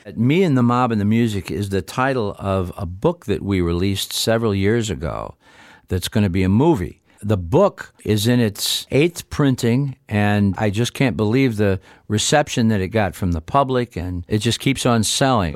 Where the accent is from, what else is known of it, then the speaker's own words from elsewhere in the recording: Niles, Michigan, United States; we did it in W N I L radio studios in my hometown of Niles, Michigan